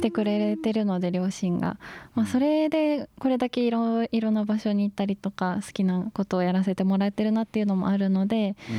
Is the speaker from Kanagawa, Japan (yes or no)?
no; Gero, Gifu, Japan; moved away as an adult; also born or lived in Tochigi; 岐阜県の下呂市